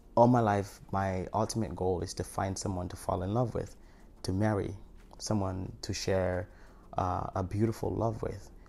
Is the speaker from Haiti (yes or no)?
yes; Haiti; moved away; I'm from Haiti and I survived an earthquake or came here and I was adopted